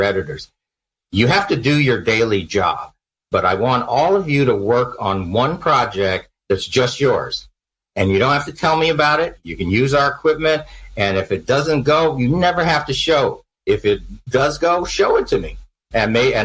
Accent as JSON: {"language": "English", "region": "California", "country": "United States", "also_born_or_lived": "New York / New Jersey", "moved": "as an adult", "said": "I'm from California"}